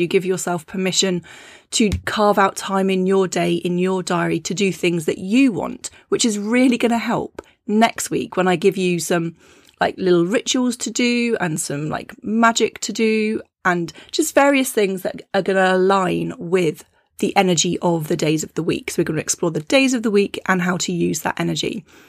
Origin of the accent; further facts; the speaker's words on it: United Kingdom; being a British woman